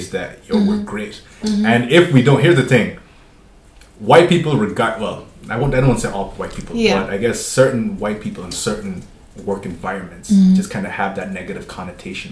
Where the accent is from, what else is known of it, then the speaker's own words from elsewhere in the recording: Germany; now in Cork, Ireland; I remember like growing up in Germany